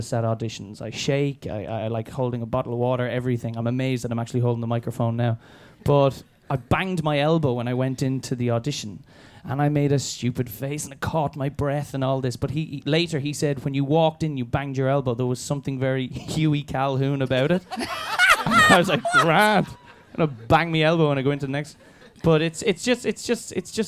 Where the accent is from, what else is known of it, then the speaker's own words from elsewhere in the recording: Ireland; moved away as an adult; now in London, United Kingdom; I grew up in the Amdram background back home in my local society